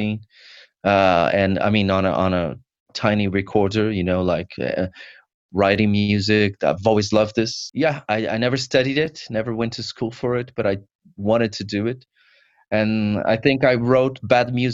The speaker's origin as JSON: {"language": "English", "region": "São Paulo", "country": "Brazil", "moved": "yes", "lives_now": "United Kingdom", "said": "I'm not from the UK. I'm from Brazil, São Paulo, Brazil"}